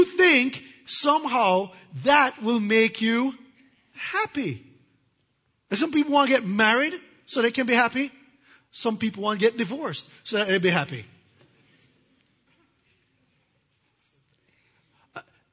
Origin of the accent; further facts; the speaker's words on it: Jamaica; I'm from Jamaica, and we have hurricanes